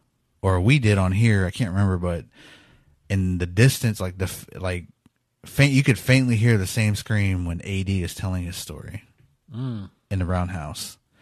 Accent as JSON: {"language": "English", "town": "Pawnee", "region": "Oklahoma", "country": "United States", "moved": "yes", "lives_now": "Tulsa, United States", "said": "Right now we're in Tulsa, but I'm from Pawnee originally."}